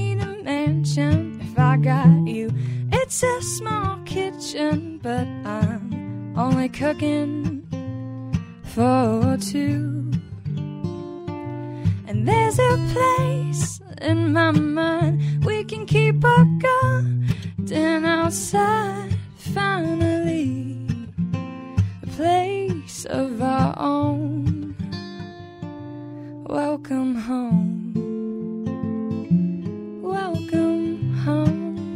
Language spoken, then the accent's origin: English; Virginia, United States; moved away as an adult; now in Charlotte, United States; I'm from Virginia